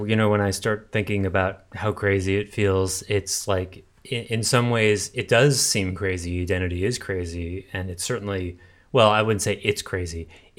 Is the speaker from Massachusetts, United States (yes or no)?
yes; Massachusetts, United States